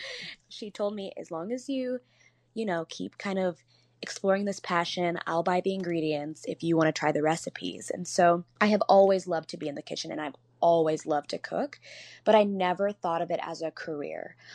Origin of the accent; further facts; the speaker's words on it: Chicago, Illinois, United States; I grew up in Beverly and on the South side of Chicago